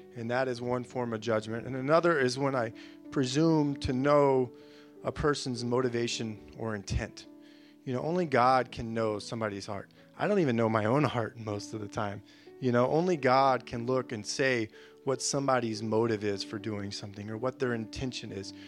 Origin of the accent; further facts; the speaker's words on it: Florida, United States; moved away; I'm, I'm a from Florida